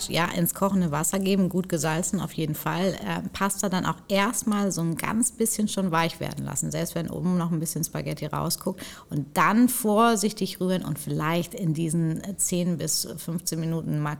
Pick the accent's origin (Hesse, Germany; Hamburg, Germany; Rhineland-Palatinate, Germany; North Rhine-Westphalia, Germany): Hamburg, Germany; Klar, also wir kommen ja beide aus Hamburg und so weiter.